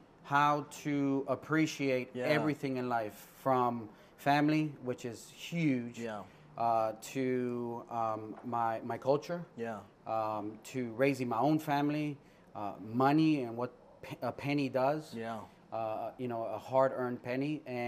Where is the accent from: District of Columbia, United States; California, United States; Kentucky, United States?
District of Columbia, United States; Washington; And growing up in Washington, D.C., I had the privilege of working with entrepreneurs.